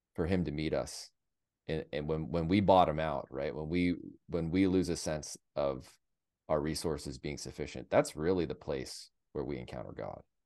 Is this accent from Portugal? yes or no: no; United States; as an American